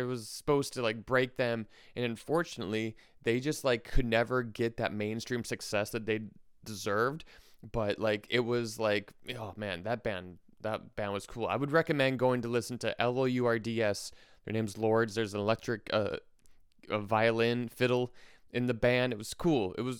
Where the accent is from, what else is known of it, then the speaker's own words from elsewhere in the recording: Wisconsin, United States; born there; now in New York, United States; I was born in Wisconsin, so I'm coming to you from Milwaukee at the time. And then when I moved to New York